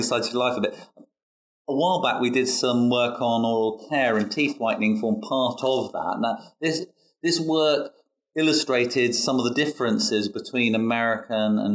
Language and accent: English; United Kingdom; as a Brit